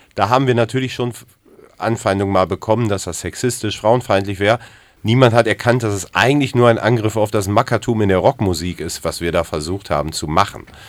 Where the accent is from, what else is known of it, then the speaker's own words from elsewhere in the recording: Ruhr area, North Rhine-Westphalia, Germany; now in Hamburg, Germany; Ich bin zugezogener aus dem Ruhrpott